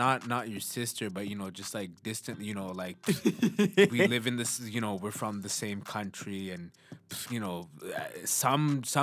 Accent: Brampton, Ontario, Canada; I'm from Brampton

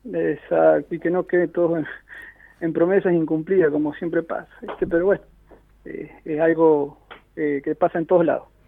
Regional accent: Helvecia, Santa Fe, Argentina; yo nací ahí, me crié ahí, actualmente estoy en la Fuerza de Seguridad, Policía, trabajo ahí en Helvecia

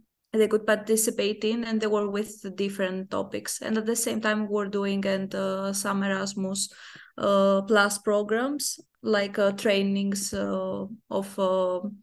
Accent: Athens, Attica, Greece; moved away as an adult; also born or lived in Krakow, Poland; I'm coming from Greece

